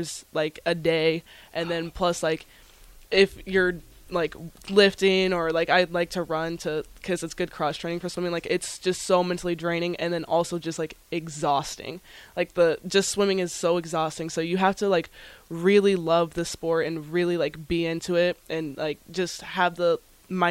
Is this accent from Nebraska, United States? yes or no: yes; Kearney, Nebraska, United States; also born or lived in Missouri; now in Lincoln, United States; I was born in Missouri, and we lived there for 5 years. And then I moved to Kearney, and we lived there for 5 years.